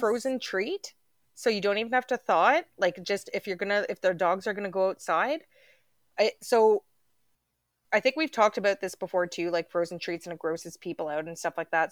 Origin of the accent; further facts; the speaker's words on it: Canada; we're Canadian up here